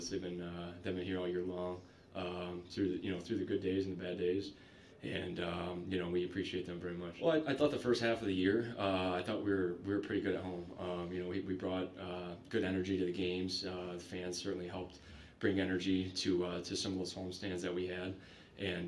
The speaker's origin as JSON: {"language": "English", "town": "Detroit", "region": "Michigan", "country": "United States", "tie": "born or raised there", "said": "Growing up, idolizing this team and playing here. You know, it's I come to the rink every day knowing, you know, that I'm pretty lucky to be able to play not only in the NHL, but for my hometown team as well."}